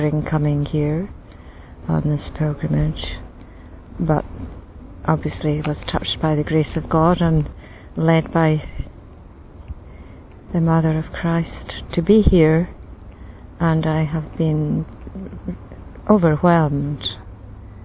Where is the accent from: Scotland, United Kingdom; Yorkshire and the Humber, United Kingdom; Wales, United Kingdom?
Scotland, United Kingdom; I come from Scotland